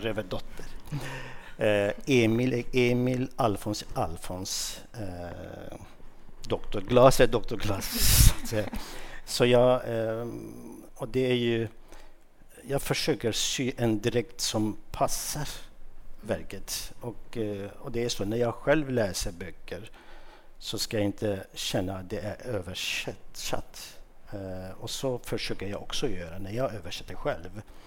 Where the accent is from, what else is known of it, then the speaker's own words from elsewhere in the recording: Mardin, Turkey; first language Kurdish; Swedish is a second language; moved away as an adult; now in Sweden; i min hemstad, i, i Mardin